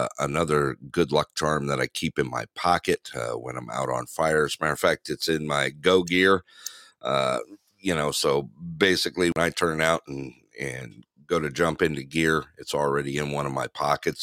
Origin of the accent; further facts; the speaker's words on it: Big Bear Lake, California, United States; moved away; my little town that I grew up in Big Bear Lake